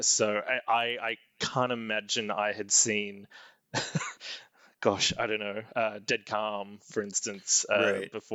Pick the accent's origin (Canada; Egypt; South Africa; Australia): Australia; growing up in Australia, someone like Nicole Kidman was always sort of around in the newspapers